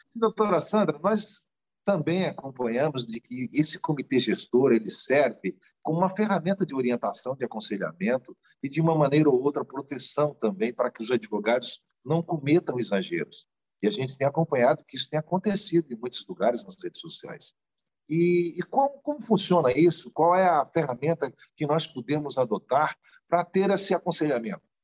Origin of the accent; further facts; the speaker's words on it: Santa Catarina, Brazil; eu também sou catarinense